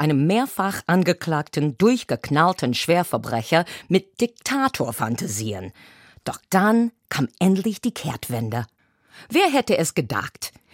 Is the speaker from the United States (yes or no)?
yes; United States; now in Germany; meiner Heimat